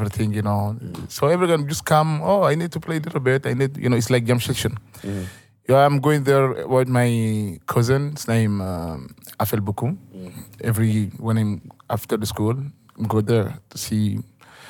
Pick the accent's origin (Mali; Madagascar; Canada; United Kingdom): Mali; northern Mali; English is a second language; Where I'm born, where I'm from, it's desert